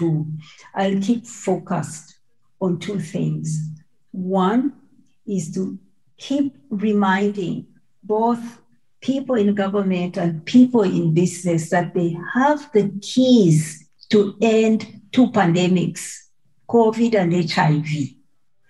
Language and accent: English; Mbarara, Western Region, Uganda; moved away; my village in Mbarara